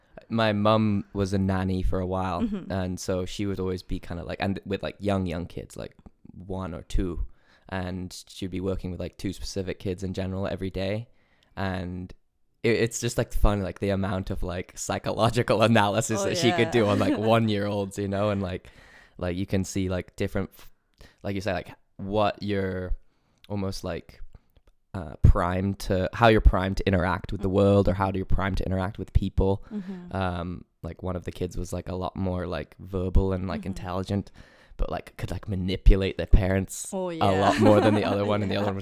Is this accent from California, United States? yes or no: yes; California, United States; moved away as an adult; also born or lived in England / Chicago, Illinois; And then moved to Chicago and then lived there for 3 years and then moved to California.